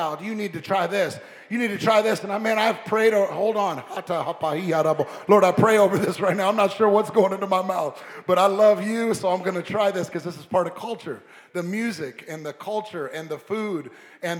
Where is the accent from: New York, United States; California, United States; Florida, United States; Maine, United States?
California, United States; Long Beach; also born or lived in La Puente, California; I was raised in Southern California, and I was raised as a kid in Long Beach, and I went to high school in the city of La Puente